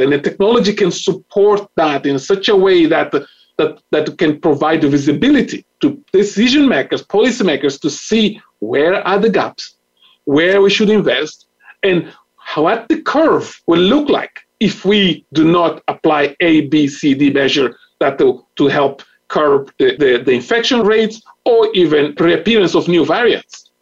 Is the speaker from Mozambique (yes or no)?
yes; Mozambique; I am from Mozambique